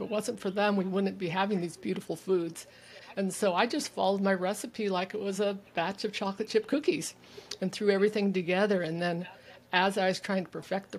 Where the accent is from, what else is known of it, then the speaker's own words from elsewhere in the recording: California, United States; moved away as an adult; also born or lived in Germany / Texas; now in Vancouver Island, Canada; I was born and raised in California